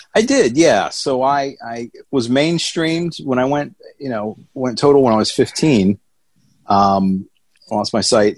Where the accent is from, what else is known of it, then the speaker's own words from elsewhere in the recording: Atlanta, Georgia, United States; accent: thick southern; I hatched, I came out of my egg in Atlanta, Georgia, uh, which I always joke, my thick southern accent, people can tell yeah. that that's where I, uh, I was nested as a young lad